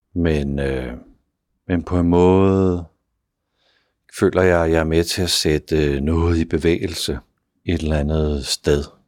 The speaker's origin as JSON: {"language": "Danish", "country": "Denmark", "said": "vi gør det på som danskere"}